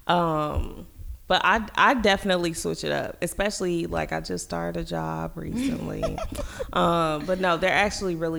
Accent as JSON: {"language": "English", "town": "Gary", "region": "Indiana", "country": "United States", "said": "Although I was from Gary, I didn't necessarily act like specific Gary folks"}